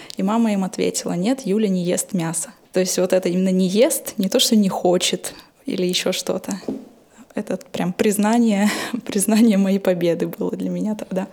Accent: Novokuznetsk, Kemerovo Oblast, Russia; я жила и выросла в Ородиново-Узнец и Эмеровской области, это в Сибири, там, где вот Узбас

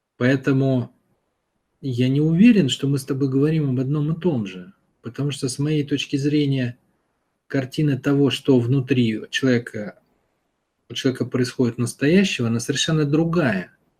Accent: Saint Petersburg, Russia; Я вырос в городе, в Питере

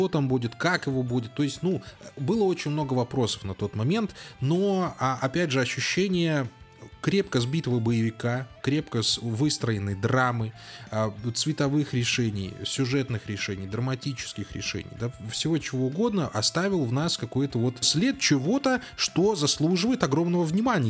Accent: Belarus; мы белорусы

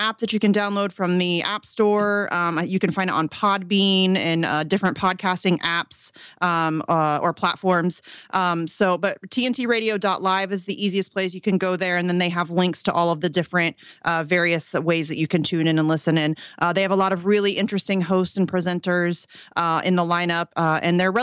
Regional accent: Ohio, United States; I live in Ohio. I'm born and bred in Ohio.

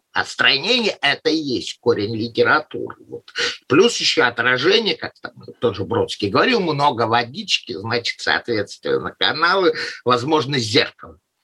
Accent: Saint Petersburg, Russia; moved away; Я тоже, как питерец, бывших питерцев не бывает

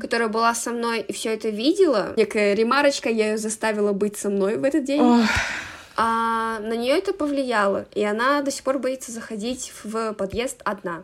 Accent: Karaganda, Karaganda Region, Kazakhstan; я из Казахстана, город Караганда

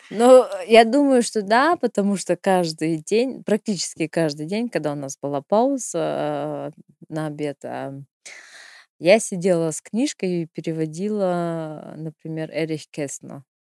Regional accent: Irkutsk, Irkutsk Oblast, Russia; moved away as an adult; now in Germany; У нас, э, в Иркутске мы сдавали

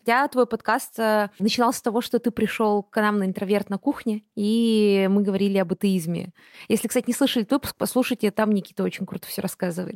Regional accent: Buryatia, Russia; Я выросла в Бурятии

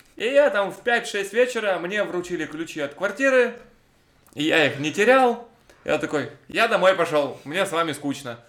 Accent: Cherepovets, Vologda Oblast, Russia; я из Череповца

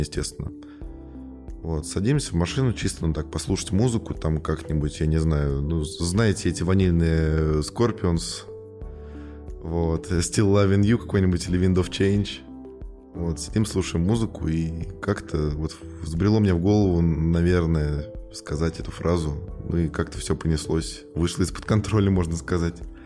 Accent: Tula, Tula Oblast, Russia; я сам из Тулы

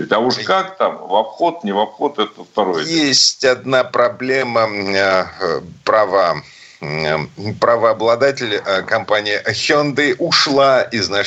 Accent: Saint Petersburg, Russia; из Питера

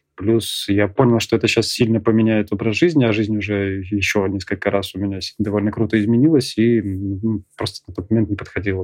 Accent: Saint Petersburg, Russia; now in Krasnodar, Russia; в Питере, откуда я родом

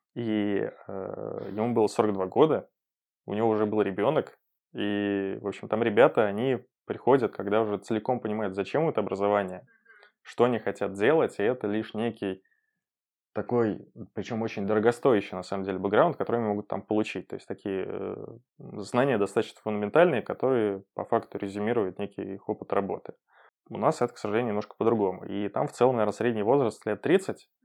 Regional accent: Penza, Penza Oblast, Russia; born or raised there; moved away as an adult; also born or lived in London / Netherlands; now in Saint Petersburg, Russia

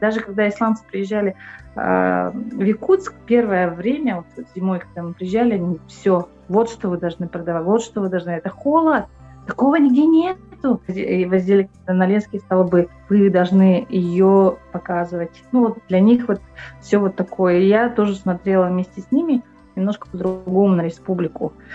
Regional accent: Pokrovsk, Sakha Republic, Russia; moved away as an adult; also born or lived in Vladivostok / Yakutsk; now in Germany; Я э, родилась в Покровске.

